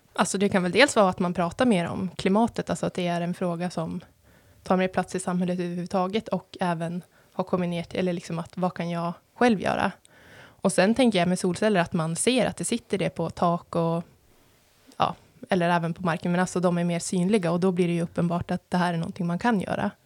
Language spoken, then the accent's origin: Swedish; Sikå, Jämtland, Sweden; Jag kommer från Siko, så jag vill nästan säga att det är eh, en vacker, eh, den vackraste byn.